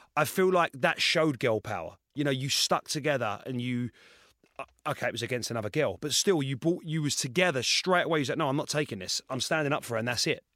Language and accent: English; Essex, East of England, United Kingdom; I'm from Essex